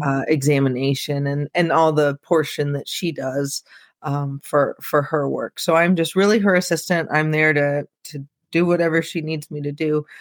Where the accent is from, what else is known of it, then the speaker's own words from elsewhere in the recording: Peoria, Illinois, United States; I live he, in central Illinois, I'm in Peoria. Um, I haven't always been here, you know, I've left and come back, but we kinda joke that it's like a black hole, like, it seems like everybody who moves away eventually comes back, but probably 'cause our families are here